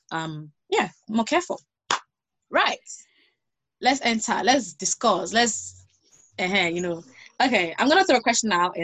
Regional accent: Nigeria; we're Nigerian

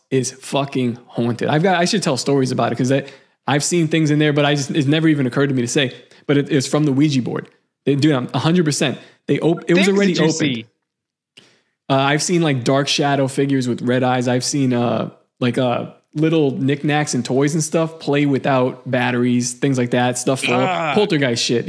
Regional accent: New York City, New York, United States; the house that I was born in Seagate

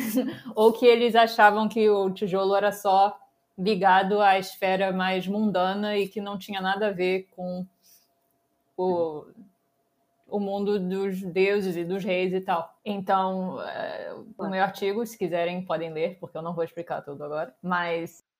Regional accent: Rio de Janeiro, Brazil; moved away as an adult; also born or lived in Providence, Rhode Island; eu sou brasileira, nasci no Rio

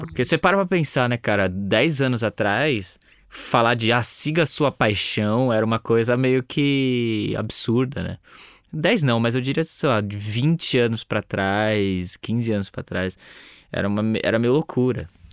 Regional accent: Brazil; como brasileiro

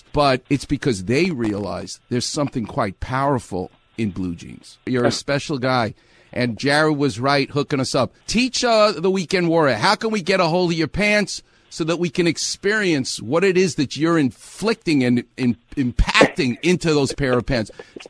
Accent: New York, United States; now in Los Angeles, United States; this is Los Angeles, and I'm from New York, so I'm used to being in a melting pot

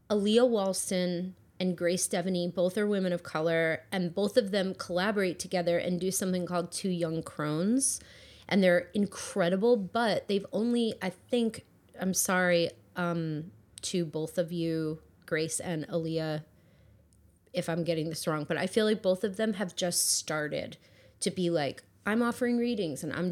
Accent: New Jersey, United States; I'm from Jersey

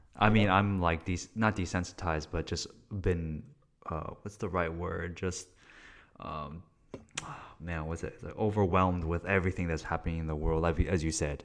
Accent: California, United States; as a Californian

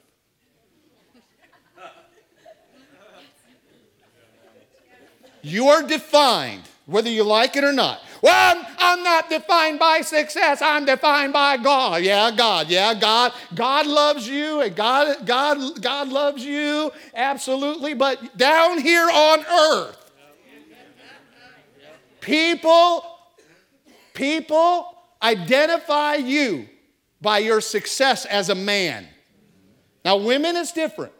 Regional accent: Tampa, Florida, United States; I'm from Tampa Bay

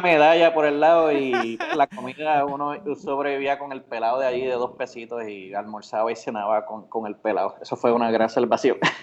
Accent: Bayamón, Puerto Rico; also born or lived in Orocovis; nací en Bayamón, pero me crié en Orocovis hasta los ocho años y después volví de nuevo a mi tierra natal, Bayamón.

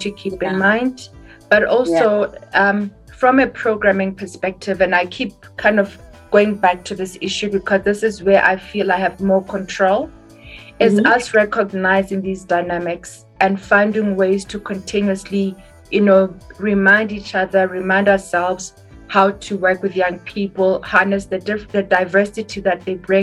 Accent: Botswana; I come from Botswana

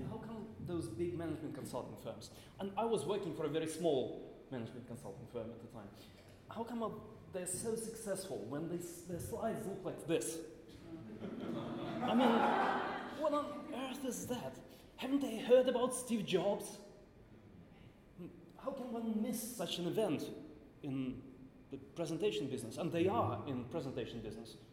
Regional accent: Moscow, Russia; I'm from Moscow

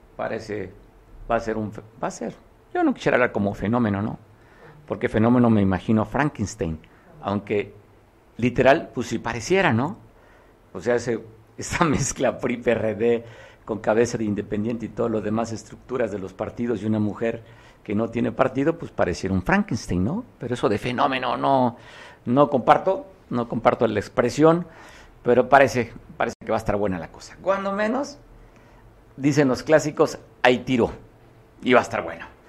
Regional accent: Guerrero, Mexico

